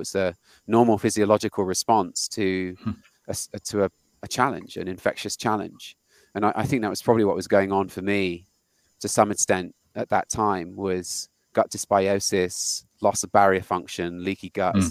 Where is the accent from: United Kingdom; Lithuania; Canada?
United Kingdom; moved away as an adult; now in United States; when I moved to the US. I'm British and I'm a software engineer